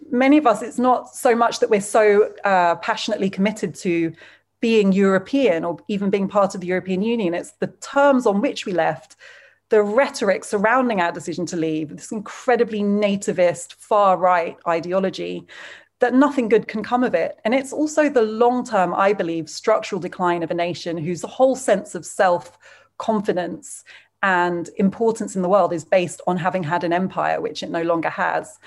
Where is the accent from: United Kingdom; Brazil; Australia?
United Kingdom; As a British person